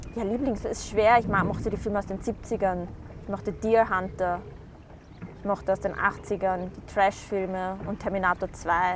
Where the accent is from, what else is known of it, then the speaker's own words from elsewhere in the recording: Vienna, Austria; ich komme aus Wien, ursprünglich meine Eltern aus dem Irak